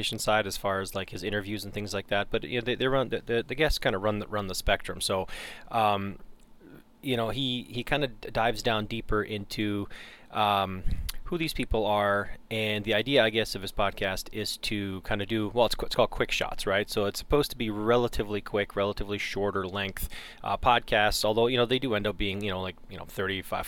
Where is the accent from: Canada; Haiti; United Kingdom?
Canada; now in United States; I grew up in Canada, but I've been gone, you know, for a long time, right? I mean, we moved to the States in 91